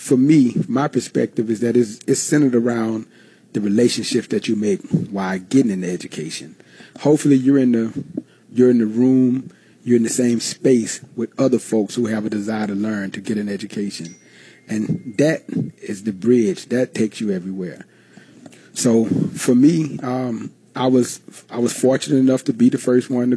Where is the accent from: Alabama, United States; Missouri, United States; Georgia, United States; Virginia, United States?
Alabama, United States; I'm originally from Alabama